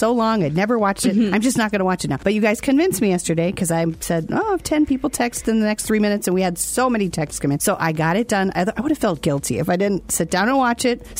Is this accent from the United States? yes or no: yes; Minnesota, United States; I'm from Minnesota